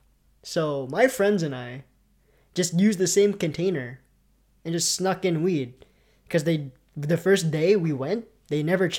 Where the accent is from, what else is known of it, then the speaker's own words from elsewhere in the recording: Canada; we're Canadian.